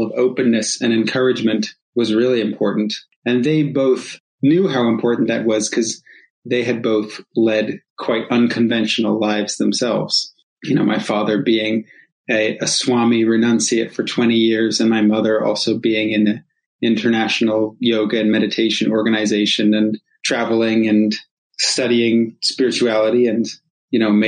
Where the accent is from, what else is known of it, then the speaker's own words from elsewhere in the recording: rural New England, United States; I was growing up in rural New England